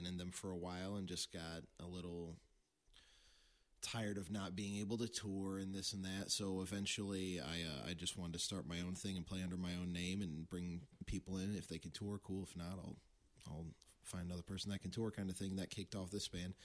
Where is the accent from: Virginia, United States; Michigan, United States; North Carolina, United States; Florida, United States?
Michigan, United States; Coloma; I was raised around the Benton Harbor area, Coloma